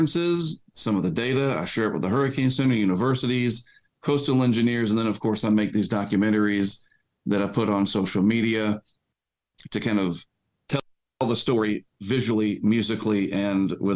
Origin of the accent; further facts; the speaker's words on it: Eastern North Carolina, United States; as a child and growing up in Eastern North Carolina